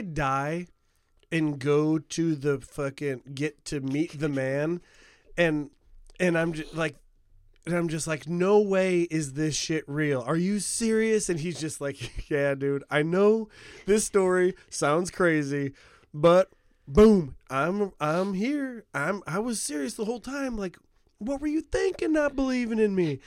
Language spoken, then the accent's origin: English; United States; America, like, uh, near Chicago